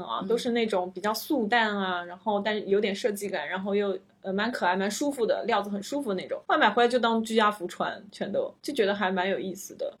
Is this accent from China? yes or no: yes; China; 我们中国人是需要签证的